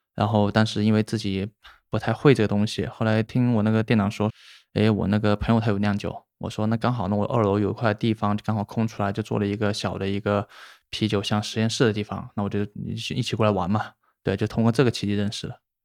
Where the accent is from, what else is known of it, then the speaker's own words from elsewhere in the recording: Shenzhen, Guangdong, China; also born or lived in Hubei; 我不算本地人，但应该就是大家称，就是现在大家聊的就是生二代吧，因为我老家是湖北人，然湖后北对，就是在很小的时候来的深圳